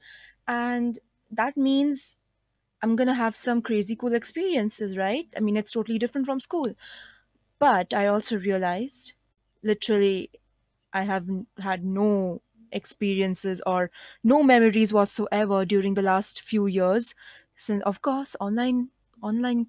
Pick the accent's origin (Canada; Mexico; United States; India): India; I am an Indian, 17 years old